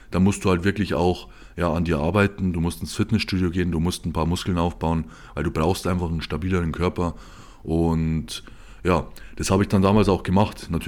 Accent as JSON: {"language": "German", "region": "Bavaria", "country": "Germany", "said": "also ich komme aus Bayern ähm, und da gibt es vier Regionalauswahlen."}